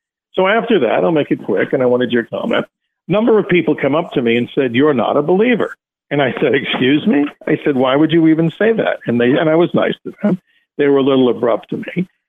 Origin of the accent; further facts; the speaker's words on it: New York, United States; I'm a New Yorker too.